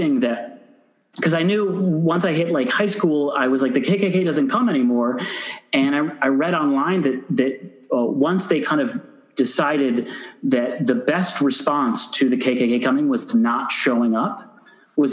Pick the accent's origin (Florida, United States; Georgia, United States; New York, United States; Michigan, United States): Michigan, United States; Ann Arbor; my hometown is a very liberal college town, Ann Arbor, Michigan